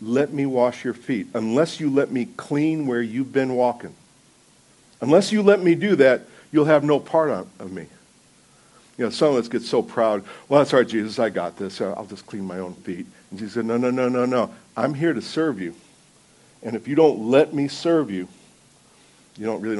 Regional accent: New Jersey, United States; I'm from New Jersey.

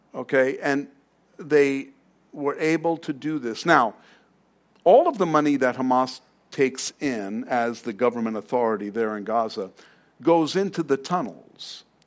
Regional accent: New York City, New York, United States; now in Arizona, United States; I'm from Queens

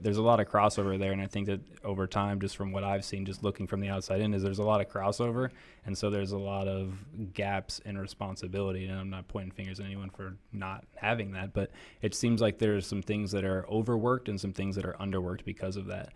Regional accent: Columbus, Ohio, United States; moved away as an adult; I'm from Columbus, Ohio. I'm thirty-three, so I lived there for thirty-one years

